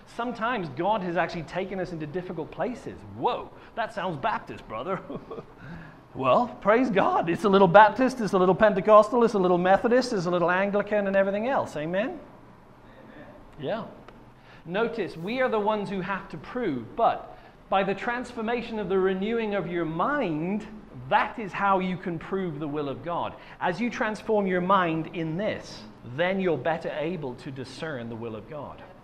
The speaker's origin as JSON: {"language": "English", "region": "Wales", "country": "United Kingdom", "said": "I was from Wales"}